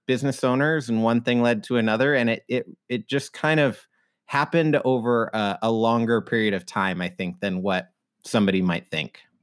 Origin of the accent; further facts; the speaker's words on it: Idaho, United States; now in Seattle, United States; I grew up in Idaho